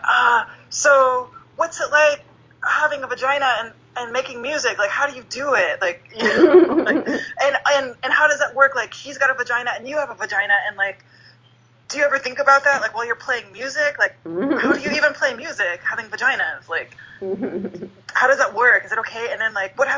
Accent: Texas, United States; now in Los Angeles, United States; I grew up in Texas

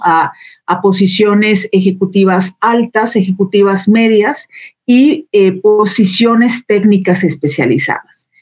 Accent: Jalisco, Mexico; moved away as an adult; now in Aguascalientes, Mexico; en Jalisco, de donde soy originaria

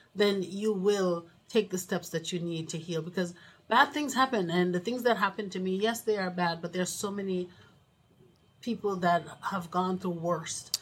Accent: Jamaica; moved away; We're from Jamaica, West Indies

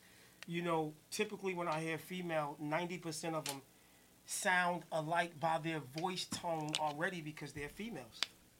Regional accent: New Jersey, United States; I'm from Jersey

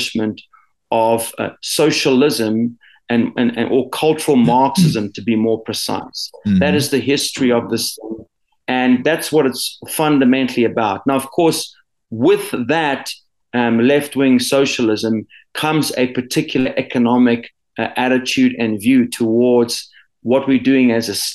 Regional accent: South Africa; also born or lived in Zimbabwe / United States; I grew up for a large portion of my life here in South Africa

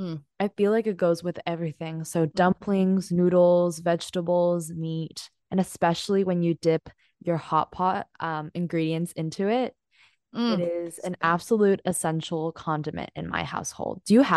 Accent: Hong Kong; So growing up in Hong Kong

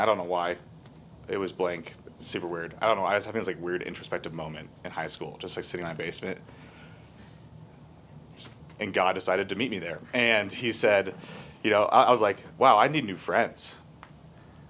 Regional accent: Littleton, Colorado, United States; also born or lived in Denver; I grew up here in Littleton

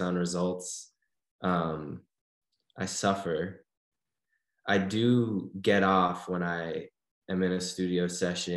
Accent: Detroit, Michigan, United States; moved away as an adult; now in Los Angeles, United States; I'm from Detroit

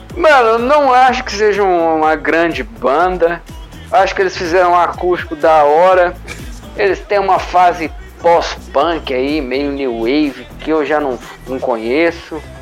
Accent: Belo Horizonte, Minas Gerais, Brazil; Belo Horizonte, né? Minha terra

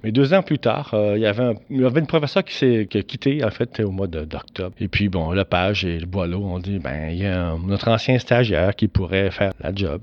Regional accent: Laval, Quebec, Canada; j'étais de Valois

